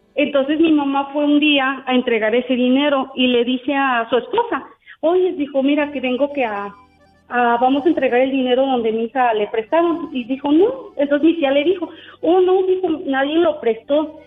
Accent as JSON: {"language": "Spanish", "region": "Puebla", "country": "Mexico", "moved": "as an adult", "lives_now": "United States", "said": "yo soy de Puebla"}